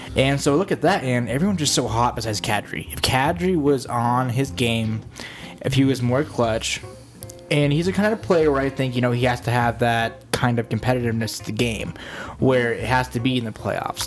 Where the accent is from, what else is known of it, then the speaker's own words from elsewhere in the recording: Denver, Colorado, United States; we're the boys from Denver